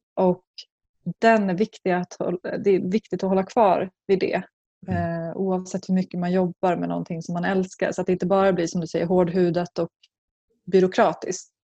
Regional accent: Skinnskatteberg, Västmanland, Sweden; en by som heter Skinnskatteberg i Bergslagen

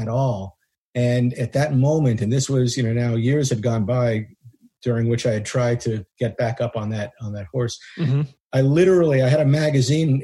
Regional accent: United States; I'm a chiropractor from the United States

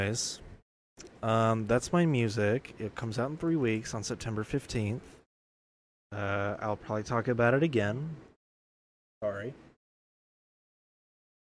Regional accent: Georgia, United States; In my home state

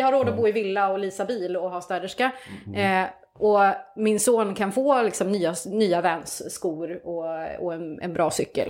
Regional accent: Hälsingland, Gävleborg County, Sweden; now in Kungsbacka, Sweden; Jag är liksom uppvuxen i Hälsingland.

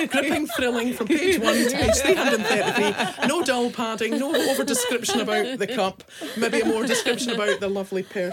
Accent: Scotland, United Kingdom; we're from Scotland

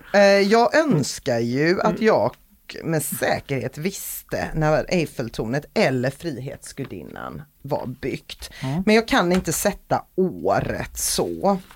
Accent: Gothenburg, Västra Götaland, Sweden; jag är göteborgare

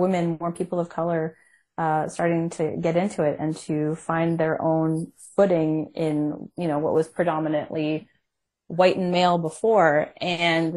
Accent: Canada; I'm Canadian

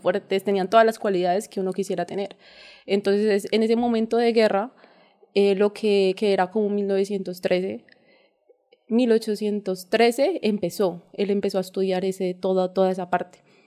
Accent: Ibagué, Tolima, Colombia; crecí en, una finca cerca de Boquerón. Ah, eh, crecí en el campo, o sea, mi vida fue en el campo siempre

